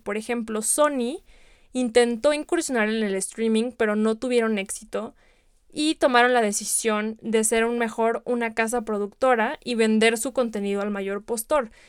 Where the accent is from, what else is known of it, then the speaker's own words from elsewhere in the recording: Guadalajara, Jalisco, Mexico; yo soy de Guadalajara, incluso en Guadalajara hemos tenido producciones de Netflix